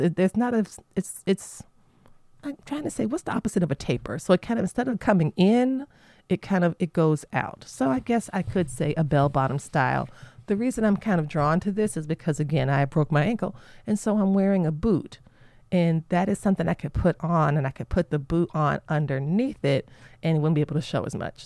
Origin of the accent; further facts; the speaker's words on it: Florida, United States; moved away; my home state of Florida